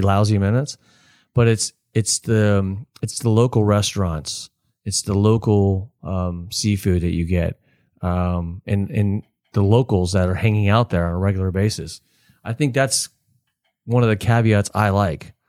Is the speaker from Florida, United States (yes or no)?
yes; Palm Harbor, Florida, United States; also born or lived in Texas; I grew up in Spanish Oaks